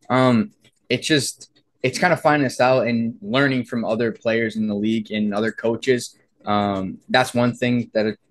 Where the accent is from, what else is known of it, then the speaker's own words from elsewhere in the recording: East Coast, United States; I mean, I grew up in the East Coast, so it's either you play it or you're surrounded by it.